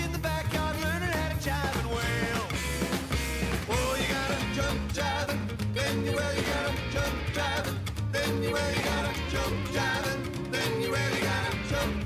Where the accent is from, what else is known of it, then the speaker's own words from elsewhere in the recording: Jackson, Tennessee, United States; now in Memphis, United States; I was born in Jackson, Tennessee.